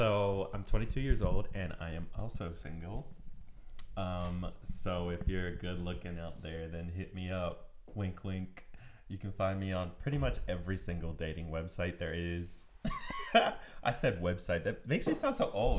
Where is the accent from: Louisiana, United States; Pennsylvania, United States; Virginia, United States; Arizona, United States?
Pennsylvania, United States; Coatesville; moved away as an adult; I am originally from Coatesville, Pennsylvania.